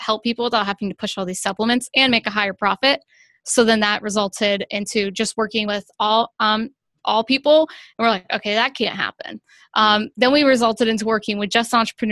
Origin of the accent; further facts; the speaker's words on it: Ohio, United States; I grew up in Ohio